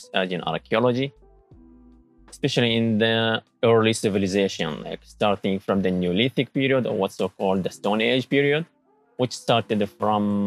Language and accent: English; Syria; moved away as an adult; also born or lived in Lebanon / Japan; now in Tsukuba, Japan; I'm from Syria.